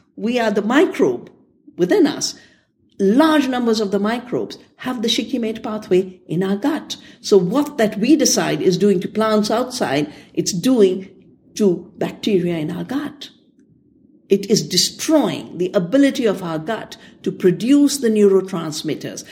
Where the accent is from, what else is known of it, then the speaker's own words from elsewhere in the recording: India; I'm from India